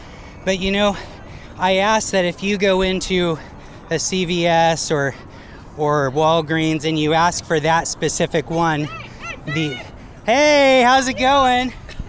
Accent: California, United States; now in Oakland, United States; I'm from the Bay Area and I live in Oakland.

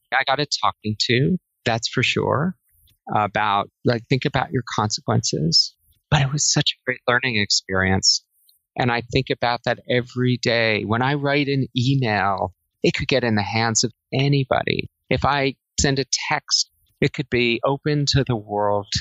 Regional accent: New Jersey, United States; moved away as an adult; also born or lived in Singapore; I grew up in New Jersey and I went to college in New Jersey

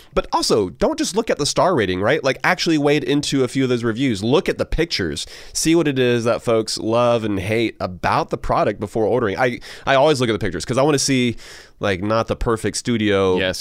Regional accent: Augusta, Georgia, United States; moved away; Augusta, Georgia, my uh, my hometown

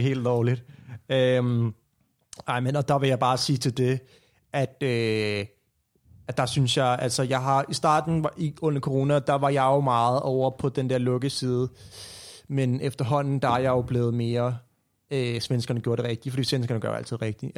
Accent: Copenhagen, Capital Region of Denmark, Denmark; hvor jeg kommer fra København, opfødt og op i København

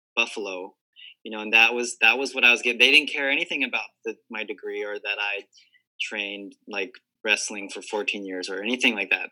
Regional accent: Hawaii, United States; also born or lived in Guam; I was born and raised in Hawaii, and I'd never moved in my entire life

